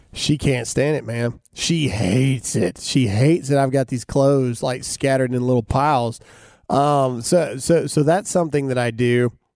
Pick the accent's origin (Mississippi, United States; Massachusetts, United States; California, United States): Mississippi, United States; I'm from Mississippi. I'm a redneck from, from nowhere in Mississippi.